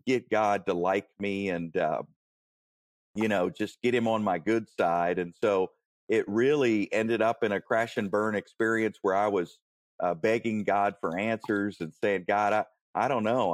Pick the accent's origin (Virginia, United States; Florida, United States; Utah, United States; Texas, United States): Virginia, United States; Warrenton; I grew up in Warrenton, Virginia, near near Manassas, uh, Gainesville, that that sort of area